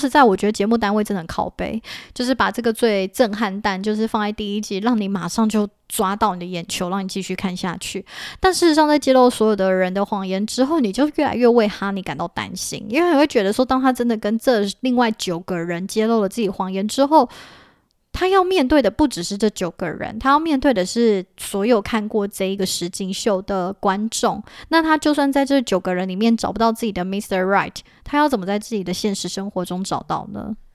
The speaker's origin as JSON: {"language": "Chinese", "country": "Taiwan", "said": "我们其实身为一个台湾人，我们不懂"}